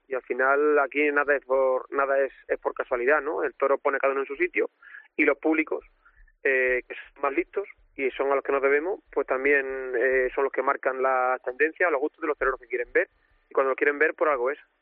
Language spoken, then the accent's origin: Spanish; Olivenza, Extremadura, Spain; La feria de mi tierra